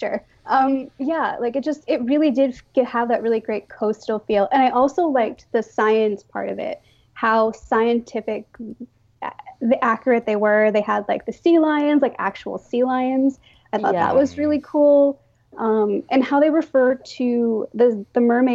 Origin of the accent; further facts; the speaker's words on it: Maine, United States; I'm from Maine, and I live on the coast of Maine